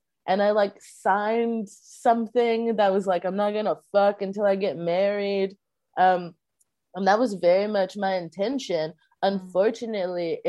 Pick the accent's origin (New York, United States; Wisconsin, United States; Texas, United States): Texas, United States; I grew up in Texas, and I, you know, grew up in Baptist churches